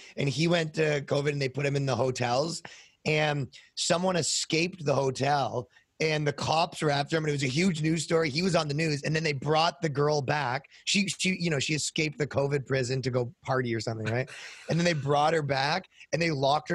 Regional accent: Canada; I'm from Canada

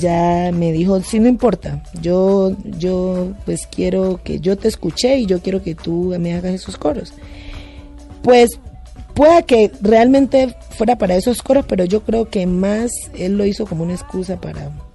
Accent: Timbiquí, Cauca, Colombia; now in Cali, Colombia; yo vivo, soy de Timbiquí, pero yo vivo en Cali desde hace muchos años

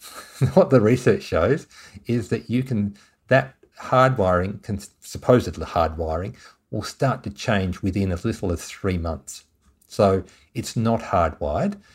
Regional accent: Tasmania, Australia; moved away; I'm originally from Tasmania

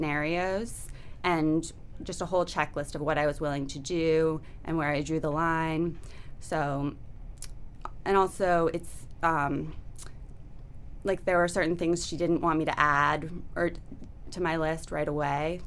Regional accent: Boston, Massachusetts, United States; moved away; I'm from Boston.

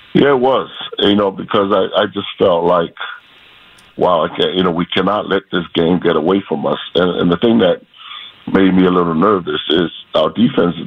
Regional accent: Hawaii, United States; I'm from Hawaii

